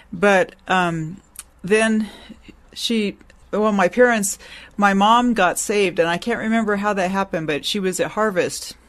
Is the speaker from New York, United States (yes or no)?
no; Long Beach, California, United States; also born or lived in Santa Maria, California; I was born in Long Beach, California. I'm a native Californian and lived mostly in Southern California.